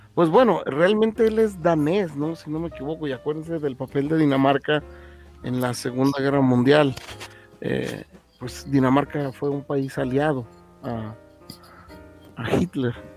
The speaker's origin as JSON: {"language": "Spanish", "country": "Mexico", "said": "como buen mexicano"}